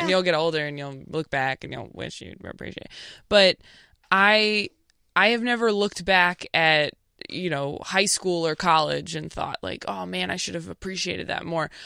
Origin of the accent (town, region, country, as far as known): Temecula, California, United States; born or raised there; also born or lived in Modesto, California / Escalon, California